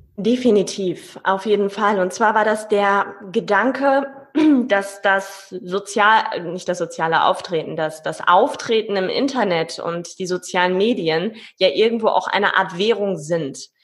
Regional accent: Paderborn, North Rhine-Westphalia, Germany; Paderborner Pilz, da wo ich herkomme

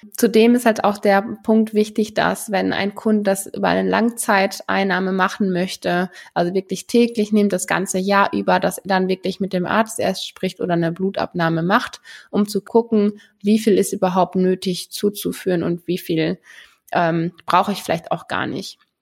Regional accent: Germany

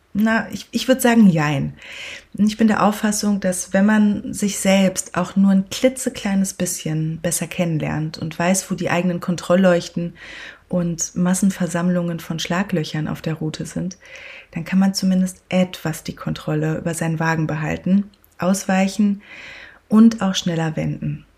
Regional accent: Sauerland, North Rhine-Westphalia, Germany; moved away; Als ich mit knapp 18 im beschaulichen Sauerland, dort wo ich aufgewachsen bin, den Führerschein machte

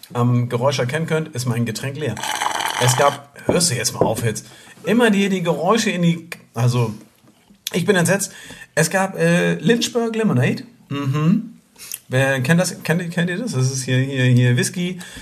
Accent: near Flensburg, Schleswig-Holstein, Germany; wir sind ja aus der Nähe von Flensburg. Ähm, so norddeutsche Lichter und äh, naja, und, und Zugewanderte.

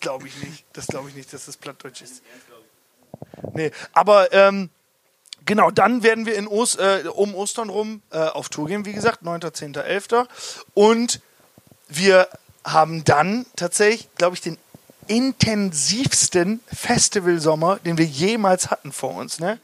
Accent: Hagen am Teutoburger Wald, Lower Saxony, Germany; Niklas, Janis und ich, wir kommen aus Hagen

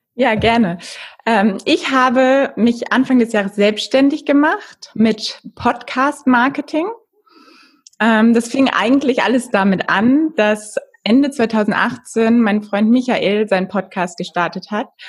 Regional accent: Germany; bei uns in Deutschland

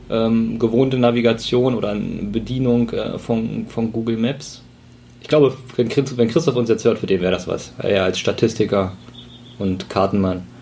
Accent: East Germany, Germany; als Ossi

